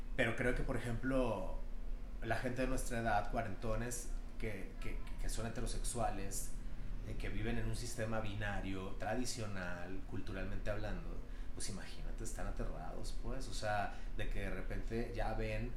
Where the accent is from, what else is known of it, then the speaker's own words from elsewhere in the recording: Culiacán, Sinaloa, Mexico; yo soy de Culiacán, Sinaloa